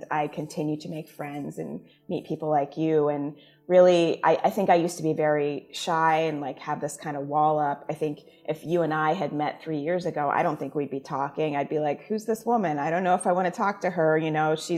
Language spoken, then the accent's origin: English; Jamaica; now in United States; I am Jamaican. When I go home, my family's Jamaican, you know, like everyone speaks in Patois, like that is the culture that I grew up